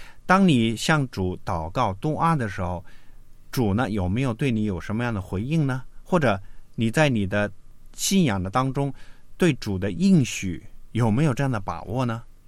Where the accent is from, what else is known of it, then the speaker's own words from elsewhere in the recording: China; 嗯，所以我们中国人说呢，谋事在人，成事在天啊